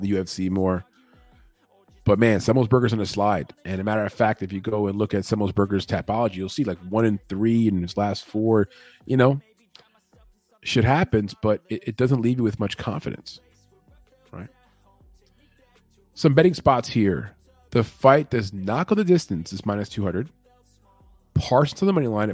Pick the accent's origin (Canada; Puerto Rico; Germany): Puerto Rico; I'm from Puerto Rico